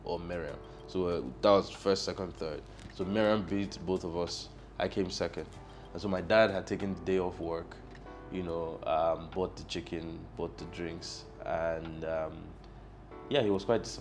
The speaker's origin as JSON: {"language": "English", "region": "Lagos", "country": "Nigeria", "tie": "born or raised there", "also_born_or_lived": "Akwa Ibom State", "said": "I was born in Lagos. I'm from Akwa Ibom State."}